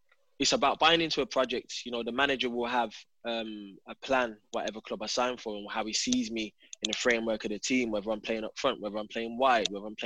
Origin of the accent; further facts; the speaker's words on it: England, United Kingdom; moved away as an adult; also born or lived in Turkey; now in Los Angeles, United States; I'm an English guy